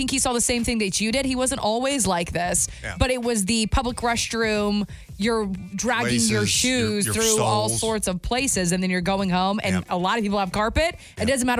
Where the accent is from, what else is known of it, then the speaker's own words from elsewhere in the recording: Alabama, United States; I grew up in Alabama for the most part